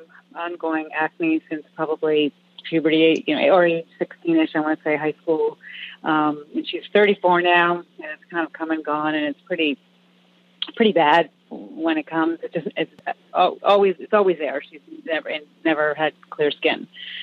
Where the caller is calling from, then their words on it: Massachusetts, United States; I am calling from Massachusetts